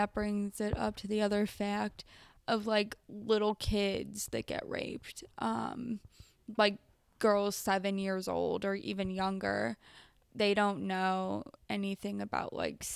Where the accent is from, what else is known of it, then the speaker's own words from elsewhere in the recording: United States; being an American as I am